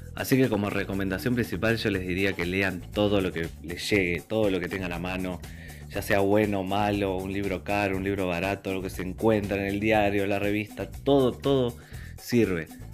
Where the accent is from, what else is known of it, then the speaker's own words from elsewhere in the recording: Morón, Buenos Aires Province, Argentina; soy escritor del Partido de Morón en la provincia de Buenos Aires